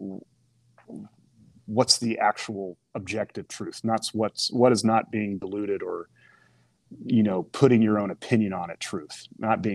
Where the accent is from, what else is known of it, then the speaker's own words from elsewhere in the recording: Oklahoma, United States; moved away as an adult; I'm from Oklahoma, small town.